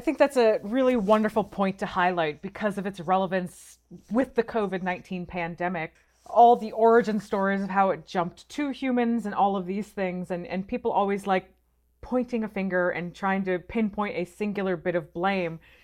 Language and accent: English; Michigan, United States; I grew up in Michigan